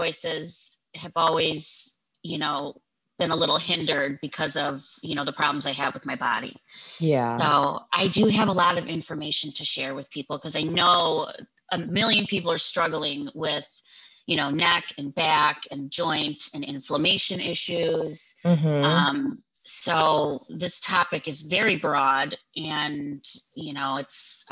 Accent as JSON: {"language": "English", "town": "Cleveland", "region": "Ohio", "country": "United States", "tie": "born or raised there", "said": "I was born in Cleveland. I'm a full-blown Clevelander."}